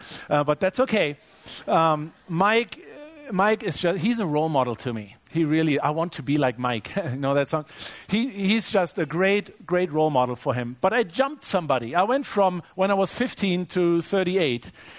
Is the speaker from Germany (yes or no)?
yes; Germany; I grew up in Germany. I grew up loving soccer and playing soccer.